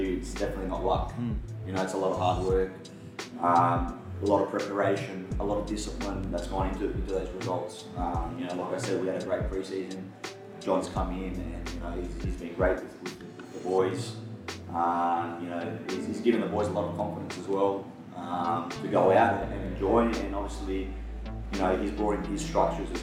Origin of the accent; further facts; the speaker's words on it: Canberra, Australian Capital Territory, Australia; growing up in Canberra